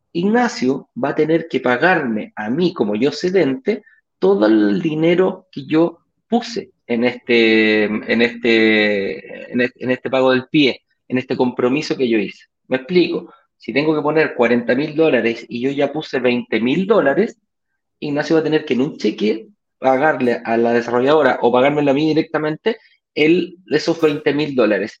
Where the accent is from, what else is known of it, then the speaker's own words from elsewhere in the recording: Chile; de Chile, no de México